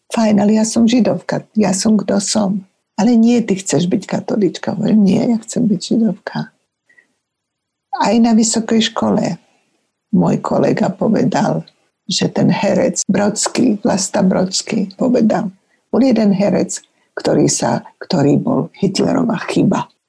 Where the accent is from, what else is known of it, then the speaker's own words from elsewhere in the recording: Slovakia; moved away as an adult; also born or lived in Germany; keby som bola, zostala v Československu